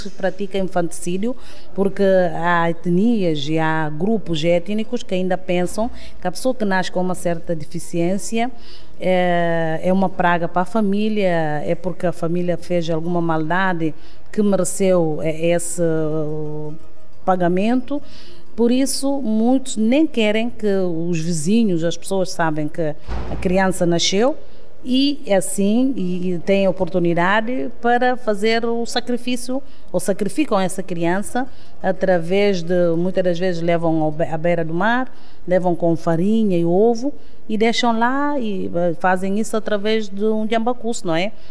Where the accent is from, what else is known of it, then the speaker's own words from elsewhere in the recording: Canchungo, Cacheu, Guinea-Bissau; moved away; also born or lived in Bissau; Eu nasci em Canchungo, não sou de Bissau